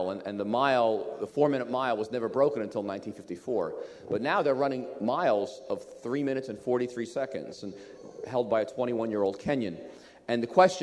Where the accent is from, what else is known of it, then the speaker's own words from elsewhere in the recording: United States; I was raised in America